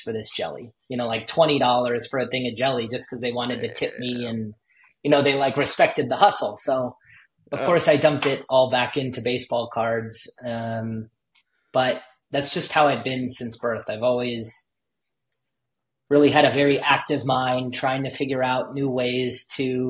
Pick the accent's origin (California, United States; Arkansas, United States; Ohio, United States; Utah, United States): California, United States; Los Angeles; I grew up